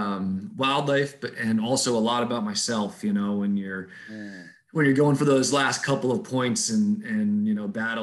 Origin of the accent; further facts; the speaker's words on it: Boston, Massachusetts, United States; moved away; I grew up in Boston, Massachusetts, right in the middle of the city